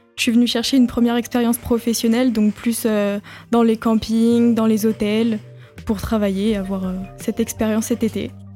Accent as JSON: {"language": "French", "town": "La Roche-sur-Yon", "region": "Pays de la Loire", "country": "France", "said": "j'ai 17 ans et je viens de La Roche-sur-Yon"}